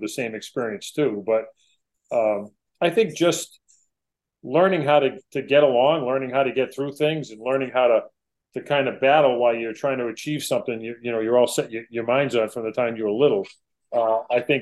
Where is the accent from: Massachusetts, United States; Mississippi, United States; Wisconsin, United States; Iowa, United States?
Massachusetts, United States; I was from Massachusetts